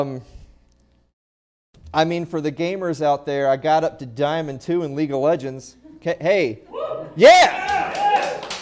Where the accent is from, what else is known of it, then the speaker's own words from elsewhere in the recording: the South, United States; I'm from the South